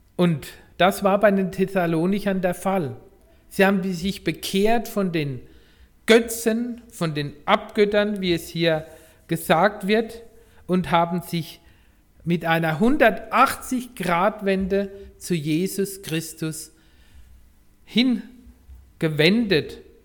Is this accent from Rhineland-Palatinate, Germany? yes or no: yes; Rhineland-Palatinate, Germany; moved away; Ich komme ja aus der Pfalz